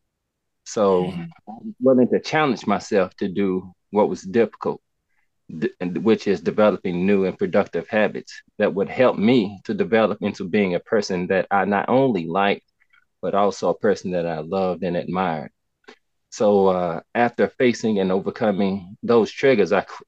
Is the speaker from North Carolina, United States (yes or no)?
yes; Greensboro, North Carolina, United States; I'm from Greensboro, North Carolina